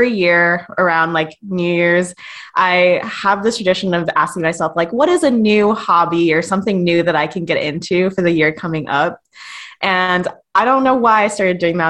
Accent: Long Beach, California, United States; moved away as an adult; now in Oregon, United States; I grew up in Long Beach, California, so I am, like, 20 minutes from the Pacific Ocean

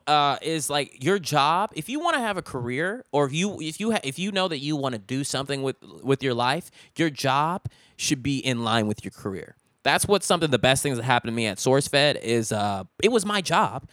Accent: Richmond, California, United States; Chevron has a lot of refineries in my hometown, Richmond

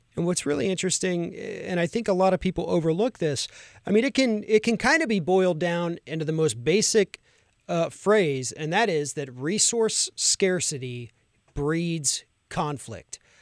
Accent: Florida, United States; my home state of Florida

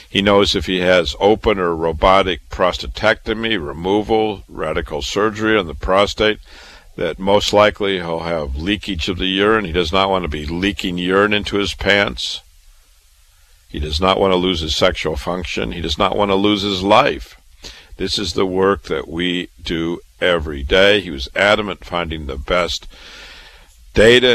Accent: Waterloo, Iowa, United States; moved away as an adult; also born or lived in Chicago, Illinois / Boston, Massachusetts; I was born and raised in Waterloo, Iowa

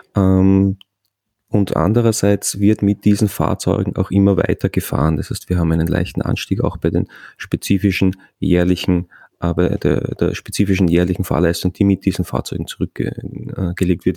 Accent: Austria; bei uns in Österreich

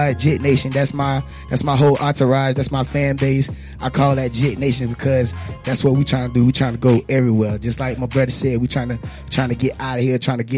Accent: Tampa, Florida, United States; I'm from West Tampa

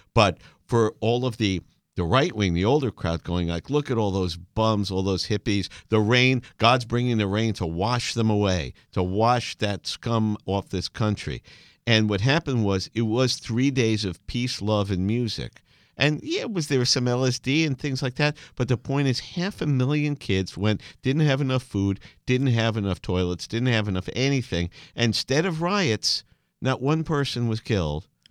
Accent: New York City, New York, United States; growing up in Brooklyn

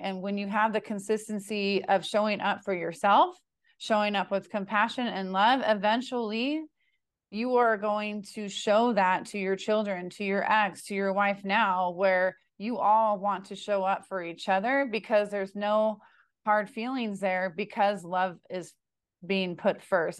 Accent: California, United States; I'm from California, too

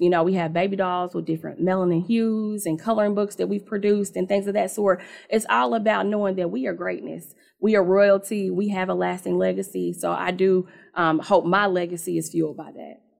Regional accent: Indianapolis, Indiana, United States; I'm from Indianapolis, born and raised in that town, raised me, so, um, you know, rooted here

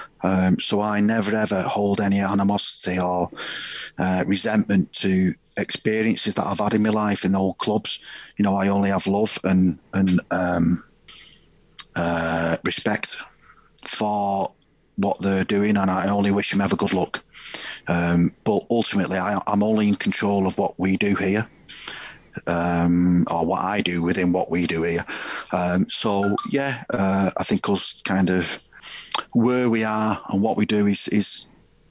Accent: Warrington, North West England, United Kingdom; my village and my hometown, Burnwood and Warrington.

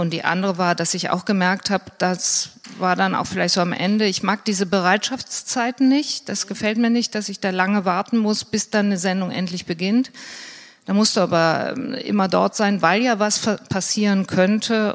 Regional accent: Hürth, North Rhine-Westphalia, Germany; ich bin äh, in der Nähe von Köln aufgewachsen, in Hürth

